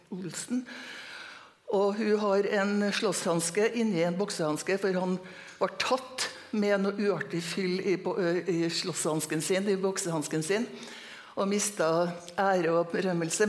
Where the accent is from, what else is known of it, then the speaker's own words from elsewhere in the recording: Trondheim, Trøndelag, Norway; also born or lived in Møre; now in Trondheim, Norway; jeg er født og oppvokst på Lilleby, Lamoen